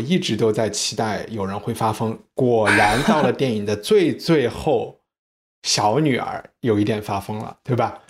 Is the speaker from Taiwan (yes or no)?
no; China; 是不是我们中国人之前有的那种礼仪的